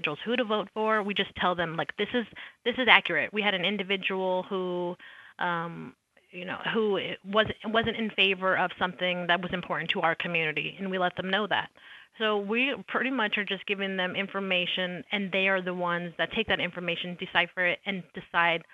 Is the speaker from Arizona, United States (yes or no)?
yes; Arizona, United States; I'm from Arizona